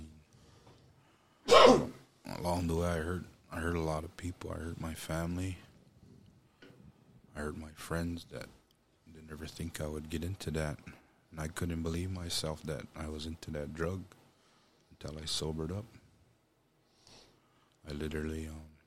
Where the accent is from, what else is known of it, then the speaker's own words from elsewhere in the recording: Pryor, Montana, United States; also born or lived in Billings, Montana / Hardin, Montana; I grew up in Pryor, Montana. That's where I was raised